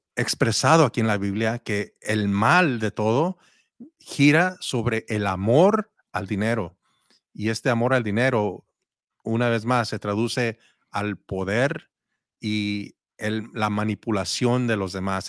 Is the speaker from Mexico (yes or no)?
yes; Mexico; yo soy mexicano